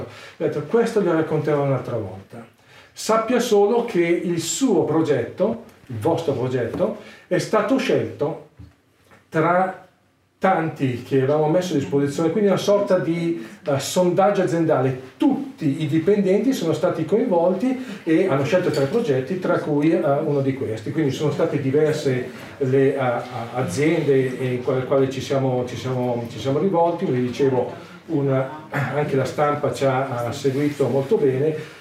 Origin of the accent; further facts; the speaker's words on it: Brianza, Lombardy, Italy; also born or lived in Milan / Pavia; Io sono brianzolo, abito in Brianza